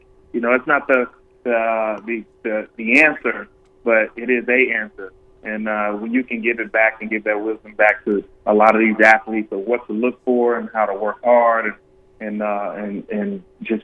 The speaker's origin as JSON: {"language": "English", "town": "Pine Bluff", "region": "Arkansas", "country": "United States", "tie": "born or raised there", "said": "My hometown of Pine Bluff"}